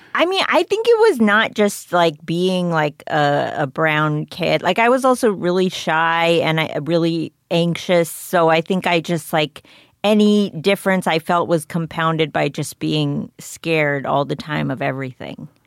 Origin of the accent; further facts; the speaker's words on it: McLean, Virginia, United States; I went to high school near Alexandria, but I grew up in McLean